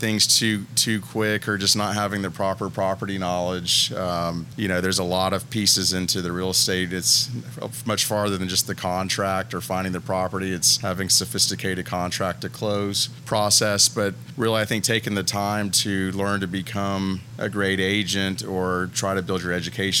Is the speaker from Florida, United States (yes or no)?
yes; Fort Walton Beach, Florida, United States; also born or lived in California; I was born in Fort Walton Beach. Went to elementary school, Elliott Point Elementary, over there by Ferry Road, and off to Meg's, Choctaw.